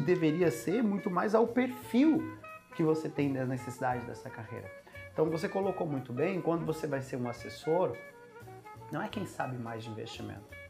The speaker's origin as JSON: {"language": "Portuguese", "region": "interior of Goiás", "country": "Brazil", "tie": "born or raised there", "also_born_or_lived": "São Paulo", "said": "Eu nasci em São Paulo, mas fui cresci no interior de Goiás"}